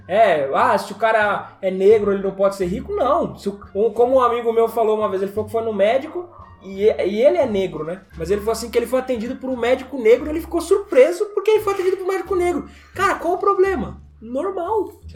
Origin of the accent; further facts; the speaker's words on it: Brazil; Nós que somos brasileiros